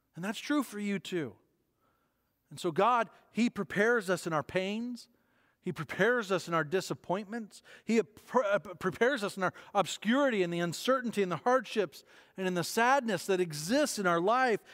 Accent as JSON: {"language": "English", "country": "United States", "said": "As Western and as American Christians"}